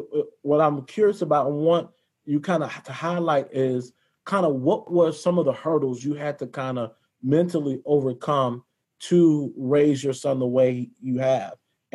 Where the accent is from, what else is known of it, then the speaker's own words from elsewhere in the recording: the South, United States; I grew up in the South